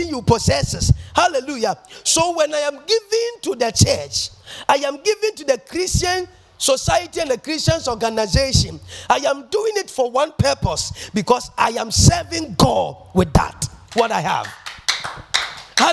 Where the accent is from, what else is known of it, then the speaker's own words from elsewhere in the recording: Ghana; I'm a Ghanaian and I live in Ghana